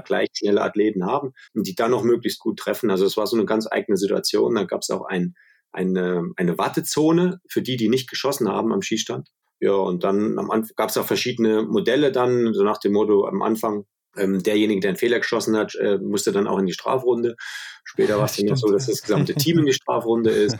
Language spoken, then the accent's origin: German; Schmalkalden, Thuringia, Germany; bei uns in meiner Heimatstadt, wo ich geboren wurde, in Schmalkalden